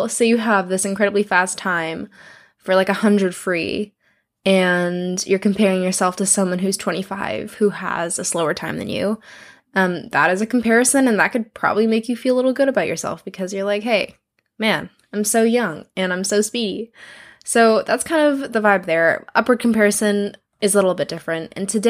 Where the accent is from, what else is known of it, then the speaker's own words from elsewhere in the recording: Philippines; because I am Filipino, which means we have got, like, we're basically, like, a nice little mix of, like, Mexicans and Chinese people, which is kind of the joke.